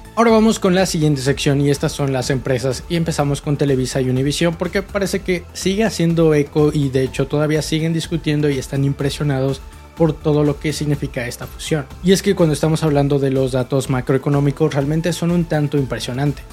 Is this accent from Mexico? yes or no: yes; Mexico